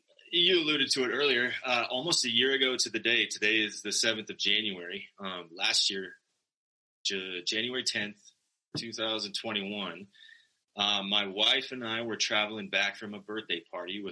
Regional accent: Sterling, Colorado, United States; also born or lived in Greeley, Colorado / Fort Collins, Colorado; I am proudly a native of Colorado. I was born in Greeley and promptly moved to northeastern Colorado, where I grew up in Sterling.

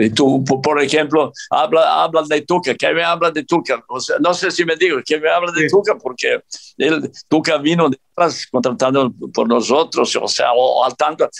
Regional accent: Serbia; Spanish is a second language; moved away as an adult; also born or lived in Mexico; now in Qatar; yo soy yugoslavo, digo yugoslavo, aunque nací en Serbia, aquel tiempo Yugoslavia, pero yo soy yugoslavo, así soy educado

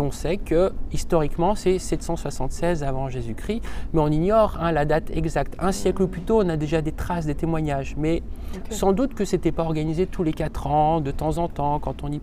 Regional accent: Haute-Savoie, Auvergne-Rhône-Alpes, France; now in Lyon, France; Et je viens de Haute-Savoie, donc c'était le département voisin.

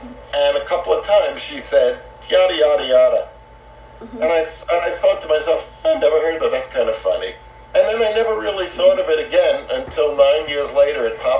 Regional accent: New York, United States; now in Santa Monica, United States; I grew up in New York. Oh, what part? Queens.

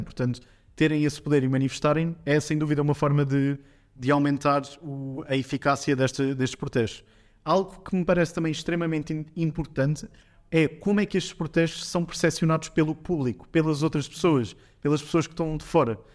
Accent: Portugal; nós, como portugueses

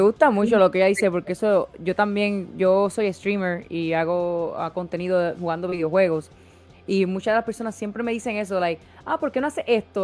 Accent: Puerto Rico; now in United States; soy de Puerto Rico, nací, me crié en Puerto Rico, pero llevo tantos años en Estados Unidos

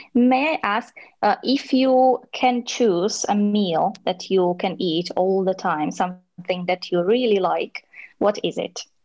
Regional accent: Slovakia; English is a second language; moved away as an adult; now in Brno, Czech Republic; I'm in Brno, but I'm uh, from Slovakia.

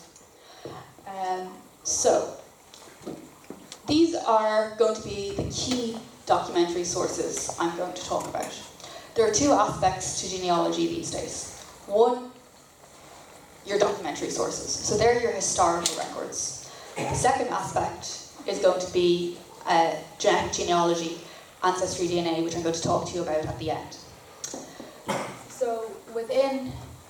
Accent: North Dublin, Leinster, Ireland; I grew up in North Dublin, very small peninsula hope

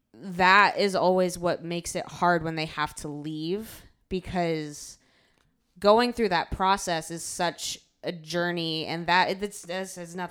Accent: rural Ohio, United States; moved away as an adult; now in Chicago, United States; I am from a rural area in Ohio, and I moved to Chicago when I was 18 for college

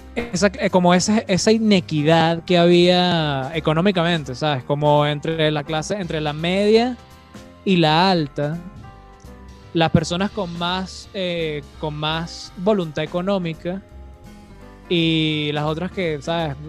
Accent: Venezuela; como venezolanos

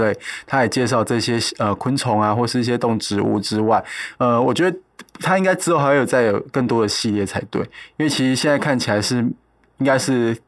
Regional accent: Taiwan; 因为我们跟伊琳应该都都四十岁了，所以我们的小时候，其实那时候台湾的，哦，虽然我们都在都市长大

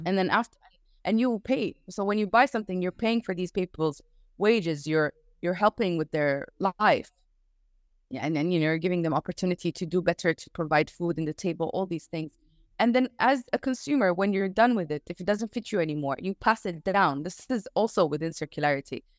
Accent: Sudan; I'm from Sudan right now

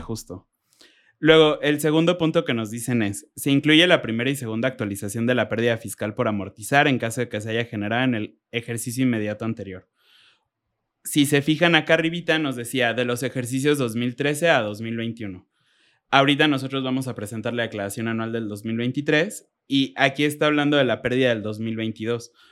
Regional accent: Mexico; como buen mexicano

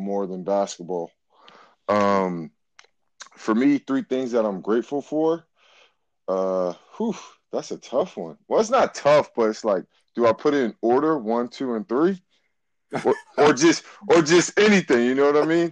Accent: Boston, Massachusetts, United States; I am from Boston, Massachusetts. I am from the rougher side of Boston. I'm from Roxbury.

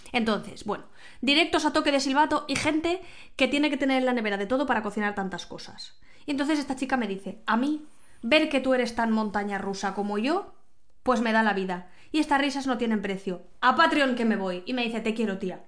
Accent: Valencia, Valencian Community, Spain; Soy de Valencia

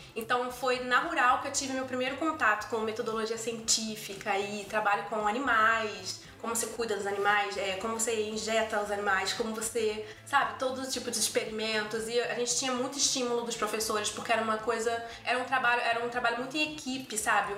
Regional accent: Rio de Janeiro, Brazil; moved away as an adult; now in Toronto, Canada; eu sou carioca, é, nascida e criada em Madureira, no, no subúrbio do Rio

